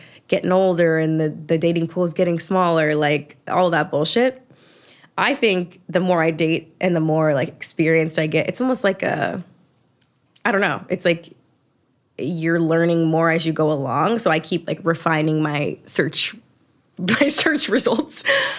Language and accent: English; the South, United States; And I think like maybe it's because I'm from the South, but like manners is kind of a big thing to me.